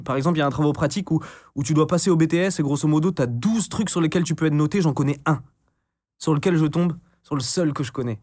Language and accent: French; Brest, Brittany, France; also born or lived in Caen; j'ai passé la majeure partie de mon enfance en, Bretagne, dans le Finistère